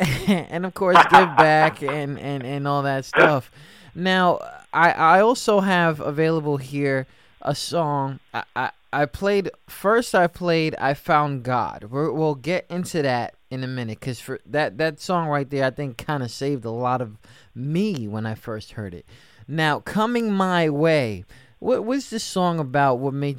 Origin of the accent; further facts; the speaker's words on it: New York City, New York, United States; I'm from the Bronx.